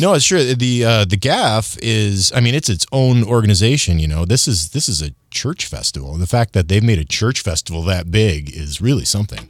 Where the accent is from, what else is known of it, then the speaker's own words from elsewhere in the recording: Michigan, United States; I'm from Michigan